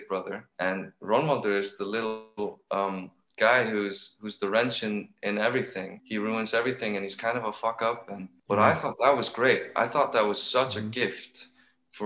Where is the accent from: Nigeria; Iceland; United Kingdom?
Iceland; I'm from Iceland